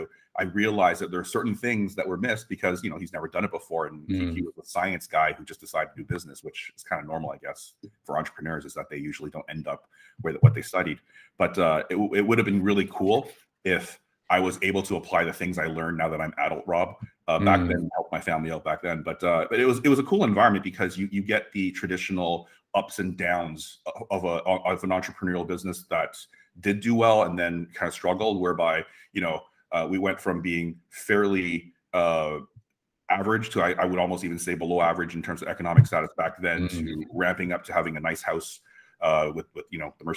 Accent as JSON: {"language": "English", "town": "Mississauga", "region": "Ontario", "country": "Canada", "tie": "born or raised there", "said": "We grew up in Mississauga"}